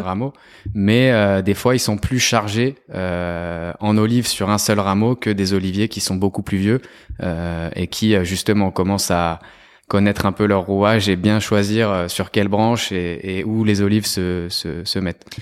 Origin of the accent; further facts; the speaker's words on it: Lyon, Auvergne-Rhône-Alpes, France; je suis lyonnais d'origine italienne